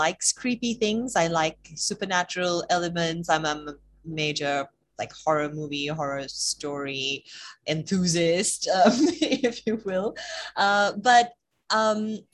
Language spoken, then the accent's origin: English; Sri Lanka; moved away as an adult; also born or lived in United Kingdom; I grew up in Sri Lanka and then, you know, took off around the same time Amaya left Sri Lanka, actually, so for university